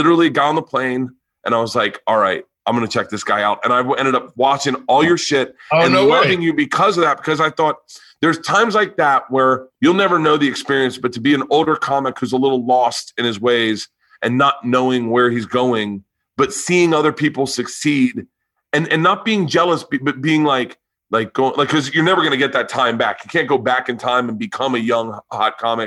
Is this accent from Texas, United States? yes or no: no; Tampa, Florida, United States; I'm from Florida also